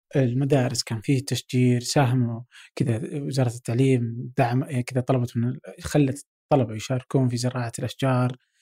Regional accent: Abha, Asir, Saudi Arabia; انا مثلا من ابها

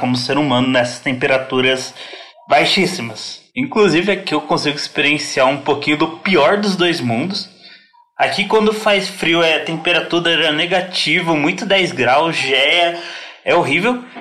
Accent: Paraná, Brazil; eu nasci no Paraná, cresci no Paraná, morei a maior parte do tempo no Paraná

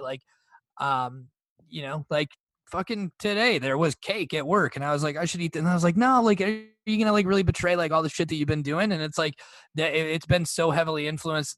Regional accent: Iowa, United States; we're from Iowa

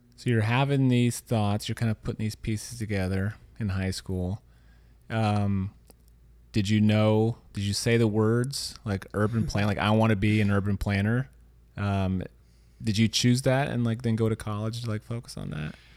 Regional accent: Louisiana, United States; also born or lived in Missouri; now in San Francisco, United States; I grew up in Louisiana

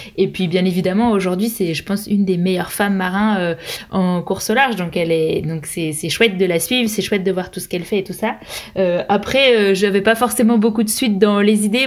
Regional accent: France; je suis française

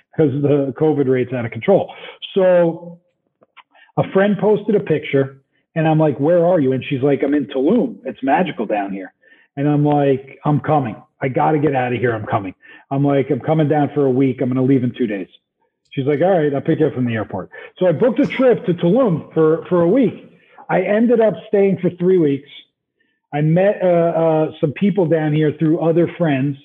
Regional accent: New Jersey, United States; moved away; I'm from Jersey

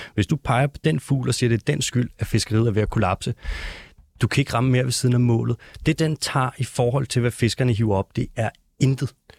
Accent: North Zealand, near Gilleleje, Capital Region of Denmark, Denmark; accent: North Zealand; jeg er faktisk fra Nordjylland. Ikke så langt fra Gildeleje

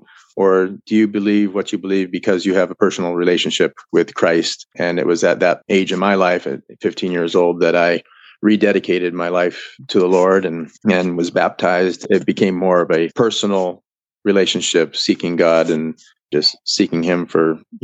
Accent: Seattle, Washington, United States; also born or lived in Maine; I was born in Maine, and then when I was two, we moved to Seattle

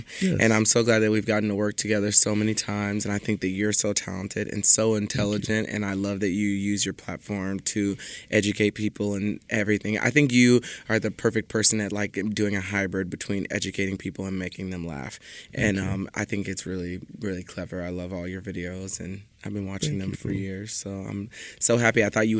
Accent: Texas, United States; I am from Texas.

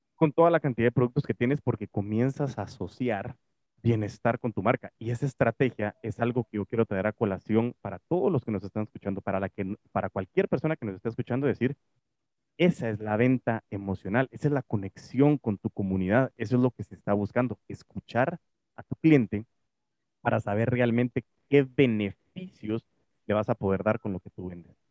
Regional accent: Guatemala; aquí en Guate

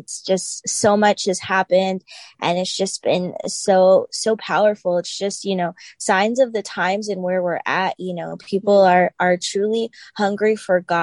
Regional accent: Tampa, Florida, United States; now in Newport News, United States; I'm from Tampa, Florida originally, but now I'm located in Newport News, Virginia

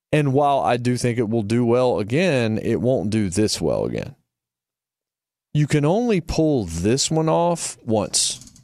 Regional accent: Martinsville, Virginia, United States; I grew up in Martinsville, Virginia, a very small town.

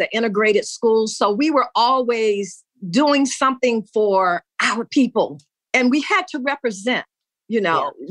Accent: California, United States; moved away as an adult; also born or lived in Cleveland, Ohio / Florida / South Central Los Angeles / New York; I was born in Cleveland and I was raised between Florida and California

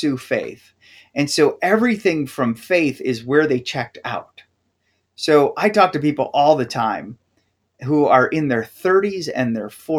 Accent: Wisconsin, United States; moved away; also born or lived in Tennessee; I grew up in Wisconsin

